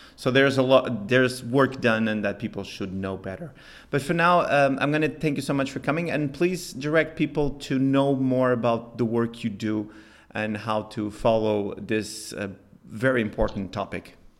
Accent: Spain; here in my home country

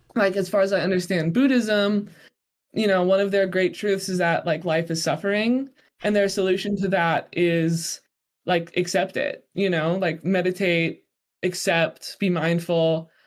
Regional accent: Colorado, United States; now in Utah, United States; I grew up in Colorado, which is um, you know, quite mountainous.

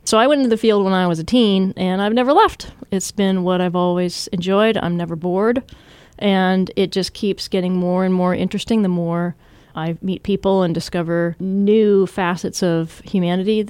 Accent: Washington, United States; also born or lived in Southern California; when I was a kid, I moved from Southern California to Washington State

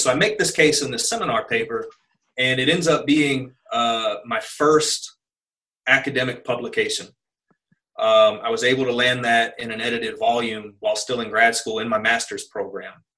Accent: Kansas City, Missouri, United States; moved away; I'm from Kansas City, Missouri, which is um, you know a, a, medium to large city

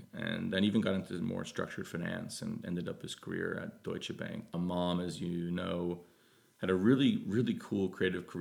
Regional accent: Yorktown Heights, New York, United States; also born or lived in Armonk, New York / Boulder, Colorado; I grew up in the suburbs of New York. I grew up in northern Westchester at first, more of a blue-collar atmosphere called Yorktown Heights

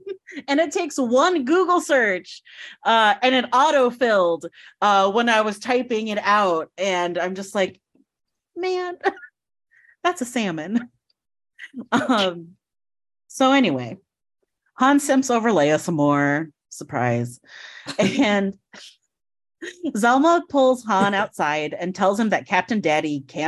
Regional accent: Philippines; But one, I am Filipino, and two, the character is known Filipino, and it's not.

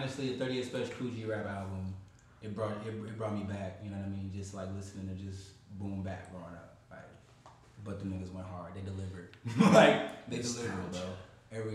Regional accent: Detroit, Michigan, United States; it's not just because I'm from Detroit

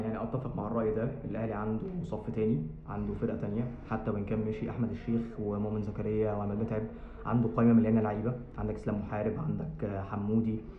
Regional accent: Egypt; احنا العرف عندنا في مصر

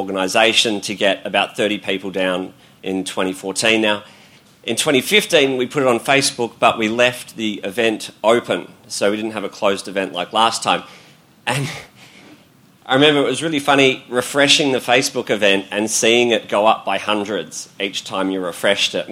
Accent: Melbourne, Victoria, Australia; I grew up around Hawthorne

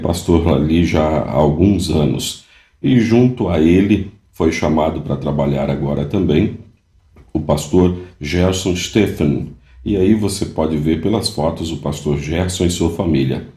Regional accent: Nova Venécia, Espírito Santo, Brazil; moved away as an adult; also born or lived in Santo Ângelo / Rio de Janeiro; A Irene e eu somos naturais aqui de Nova Venécia

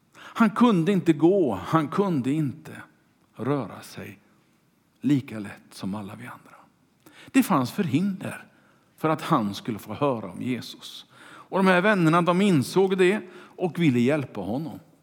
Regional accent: Kungälv, Västra Götaland, Sweden; Mina första vänner var de som bodde i kvarteret där jag växte upp i Kungälv

